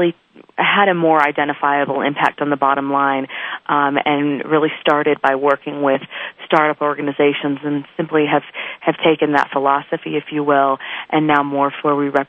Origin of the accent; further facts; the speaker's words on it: Northern California, United States; moved away as an adult; also born or lived in Malibu, California; now in Denver, United States; I grew up in Northern California, out in farming country, way north of Sacramento, where most people think Oregon is